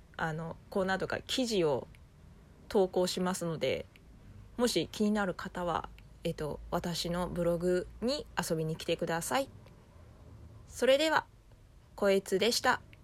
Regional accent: Kobe, Hyogo, Japan; 地元の神戸

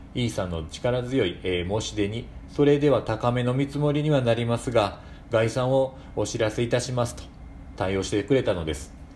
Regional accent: Shiga, Japan; 私も滋賀県なんです

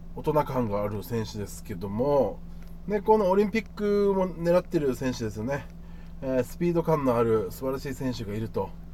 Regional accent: Okinawa, Japan; 僕はもう正直沖縄出身なんですからね、沖縄に住んでますから

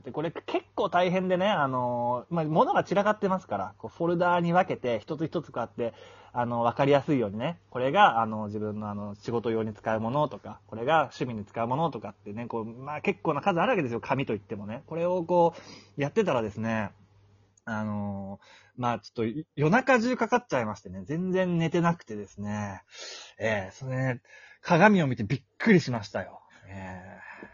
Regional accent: Malaysia; moved away as an adult; also born or lived in Japan; now in Thailand; マレーシアで育って、で、その十年間、大学は日本に行って、そっから十年間日本にいましたけど、今こうしてタイにいて

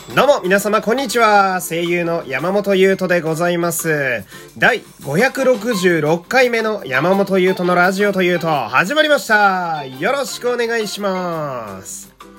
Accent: Fukui, Japan; moved away; 私の地元は福 井県という超絶ど田舎

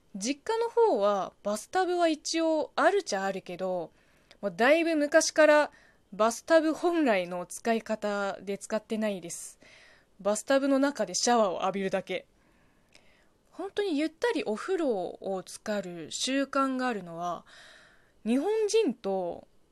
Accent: China; Japanese is a second language; moved away as an adult; now in Japan; うちの地元

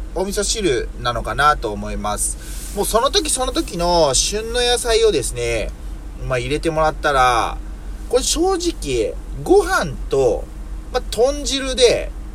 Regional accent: Yokkaichi, Mie, Japan; 僕の住んでいる三重県四日市市はね、というかまあ僕の実家がというか、この地域もそうなんですけども

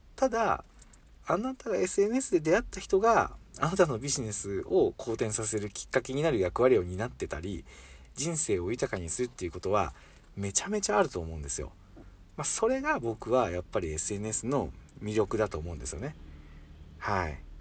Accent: Hiroshima, Japan; accent: Hiroshima dialect; 今広島弁が出ましたけど

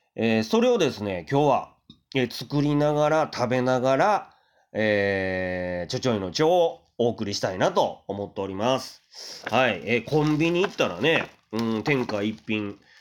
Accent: Kyoto, Japan; moved away; 僕は京都のね、生まれなんですけれども、うまあ、出町のね、あたりで、まあ、生まれ育ったんで

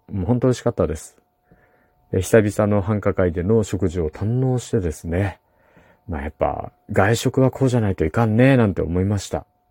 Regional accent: Kumamoto, Japan; 私の地元の熊本

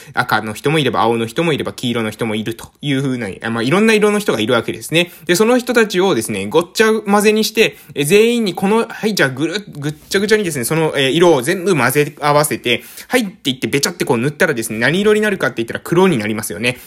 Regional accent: Japan; accent: island dialect; 私たちの、え島の方言

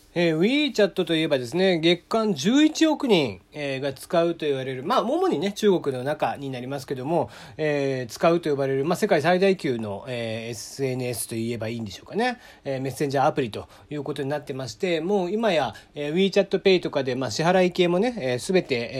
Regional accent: Kagoshima, Japan; accent: Kagoshima dialect; first language Japanese; moved away; 僕もこう、感情が高ぶったりとかすると、実はこう、鹿児島弁が結構出たりとかしちゃいます。で、まあそういうのはやっぱり母国語というのが、まあ日本語でありつつ、鹿児島弁なんですよね。

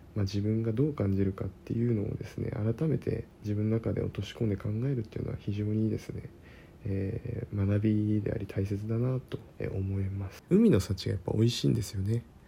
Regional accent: Kyushu, Japan; moved away as an adult; 僕、地元九州だったんで、その時九州にいました。

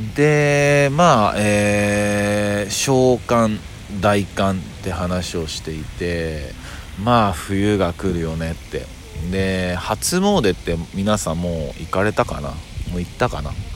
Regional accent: Kyoto, Japan; 僕はやっぱ京都出身なんで

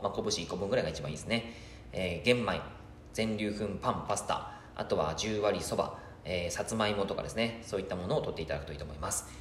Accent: Yamagata, Japan; now in Fukuoka, Japan; 地元の山形の方でも

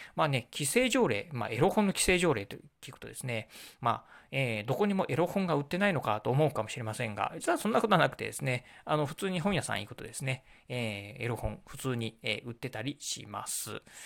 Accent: Kochi, Japan; now in Okayama Prefecture, Japan; 私もね、うんと、出身はね、高知県

